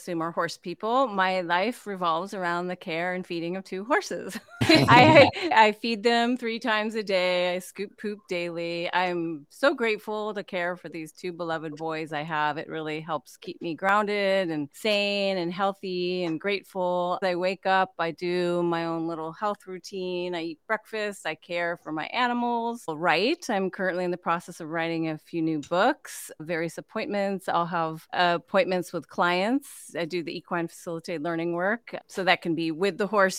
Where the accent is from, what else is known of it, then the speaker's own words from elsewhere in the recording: Northern California, United States; now in Kauai, United States; I grew up in Northern California